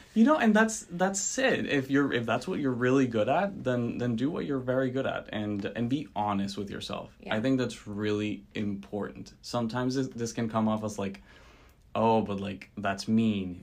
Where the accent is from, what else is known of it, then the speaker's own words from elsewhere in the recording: Venezuela; moved away as an adult; now in United States; I was born and raised in Venezuela